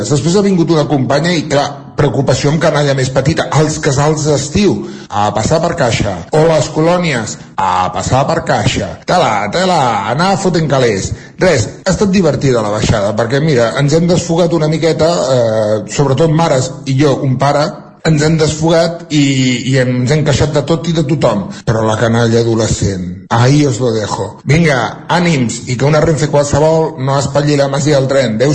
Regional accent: Centelles, Catalonia, Spain; de Centelles.

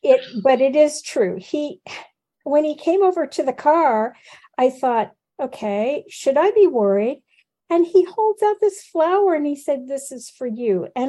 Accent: Midwest, United States; I grew up in the Midwest, where people are pretty much hardworking, nose to the grindstone.

